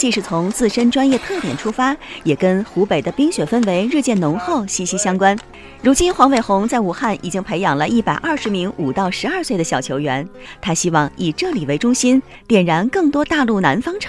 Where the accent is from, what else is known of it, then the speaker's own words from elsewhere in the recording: Taiwan; now in China; 当初我从台湾来这边也是主要。